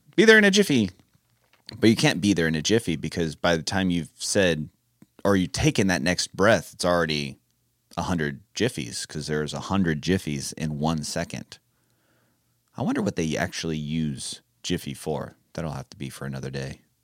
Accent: California, United States; I am from California

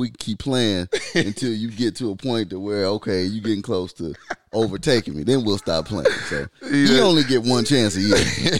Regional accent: Detroit, Michigan, United States; I'm from Detroit.

